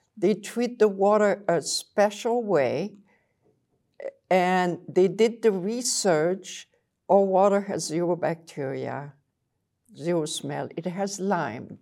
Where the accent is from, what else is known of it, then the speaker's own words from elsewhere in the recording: Belgium; accent: French; English is a second language; moved away as an adult; now in Saint Louis, United States; I came from Belgium with this little accent, French, it won't go away